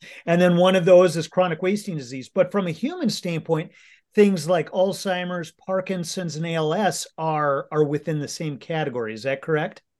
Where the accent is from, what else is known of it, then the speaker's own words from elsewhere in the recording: Minnesota, United States; we are just about to the firearms deer hunting season here in Minnesota, which will kickoff next week. This is a big tradition in my home state